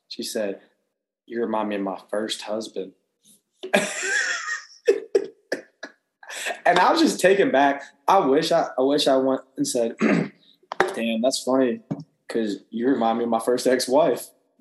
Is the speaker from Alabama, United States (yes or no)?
yes; Auburn, Alabama, United States; I said, Auburn